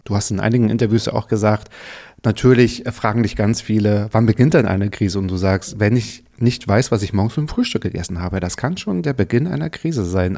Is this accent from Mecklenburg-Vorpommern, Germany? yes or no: yes; Müritz National Park, Mecklenburg-Vorpommern, Germany; Ich bin im Myris Nationalpark aufgewachsen